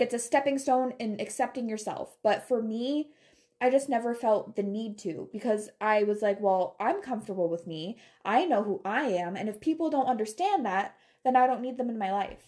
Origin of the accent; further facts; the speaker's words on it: Taylor, Michigan, United States; moved away; I grew up around Metro Detroit in Michigan